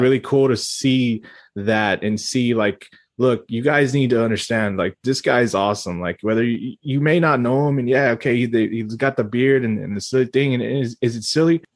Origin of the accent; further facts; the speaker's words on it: Texas, United States; As a Texan